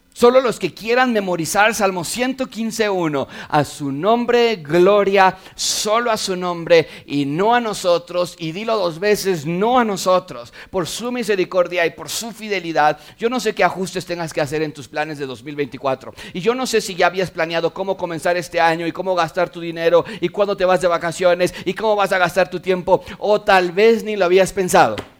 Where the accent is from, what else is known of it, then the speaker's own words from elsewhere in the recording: Mexico; ser mexicanos